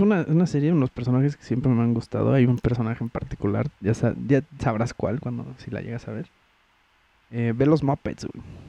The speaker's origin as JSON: {"language": "Spanish", "country": "Mexico"}